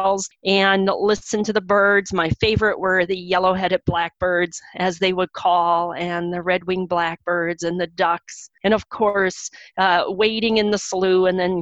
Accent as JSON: {"language": "English", "area": "Stearns County", "region": "Minnesota", "country": "United States", "tie": "born or raised there", "said": "where I grew up in Stearns County"}